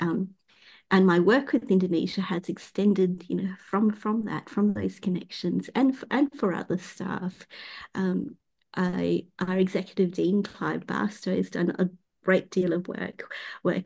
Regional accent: Perth, Western Australia, Australia; I was born in the same suburb that I, well, in the neighboring suburb that I live in, and I've worked and went to school and university in the same suburb.

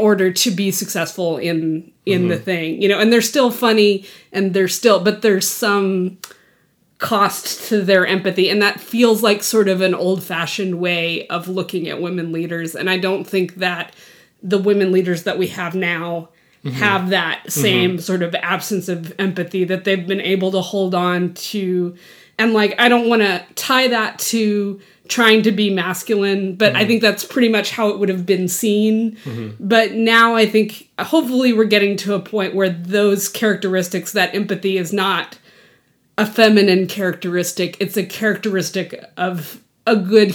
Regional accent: Texas, United States; I grew up in Texas

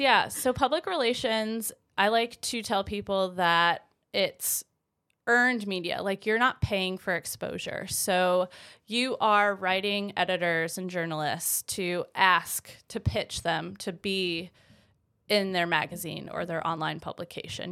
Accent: Vermont, United States; moved away as an adult; also born or lived in Greensboro, North Carolina; I'm originally from Vermont. I, uh, grew up there, um, for about twenty-four years.

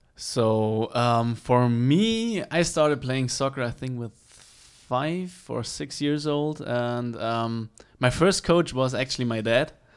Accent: Regensburg, Bavaria, Germany; English is a second language; moved away as an adult; now in United States; I grew up in Bavaria in the, uh, in Regensburg, so that's the city.

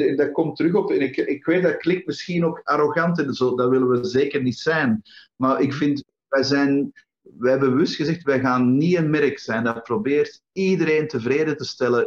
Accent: Antwerp, Flanders, Belgium; in Antwerpen, uh, mijn thuisstad

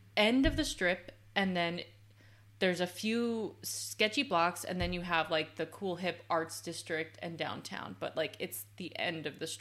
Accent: Las Vegas, Nevada, United States; born or raised there

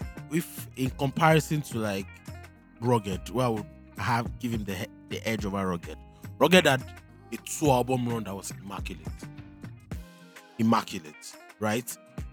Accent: Akure, Ondo, Nigeria; moved away; I was born in 1999, and I grew up in Akure.

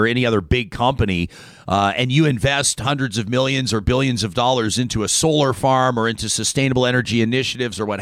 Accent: Calgary, Alberta, Canada; my hometown, the city of Calgary

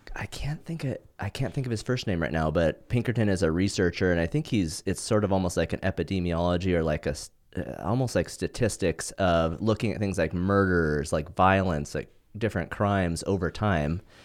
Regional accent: Montana, United States; now in Southern California, United States; the stuff I grew up in Montana doing, nobody does that in California.

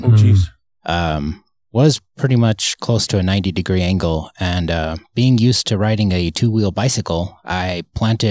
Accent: Kearns, Utah, United States; moved away as an adult; also born or lived in Murray, Utah; now in California, United States; I am originally from Utah. I was born in Murray

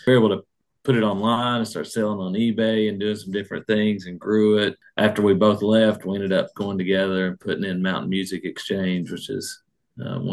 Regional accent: Salyersville, Kentucky, United States; also born or lived in Pikeville, Kentucky; I grew up in Sayersville

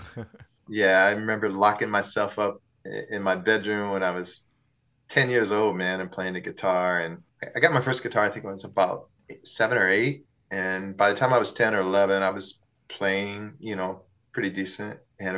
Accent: Peoria, Illinois, United States; I did. I'm the only one in the … that can say I'm from Peoria out of like seven people in the band, you know?

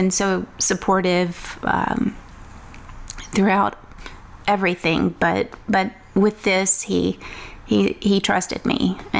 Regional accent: Woodville, Texas, United States; now in Louisiana, United States; I'm from Woodville, Texas.

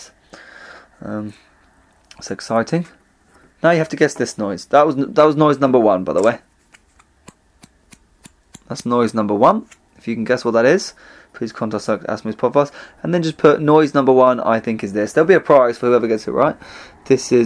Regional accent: Essex, East of England, United Kingdom; now in London, United Kingdom; I'm also from Essex

